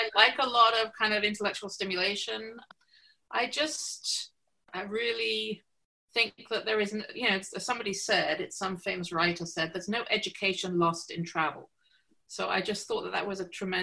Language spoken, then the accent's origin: English; Stapleford, East of England, United Kingdom; now in Toronto, Canada; So I was born just outside of Cambridge, England. So I was born in a little village called Stapleford. And that's where I grew up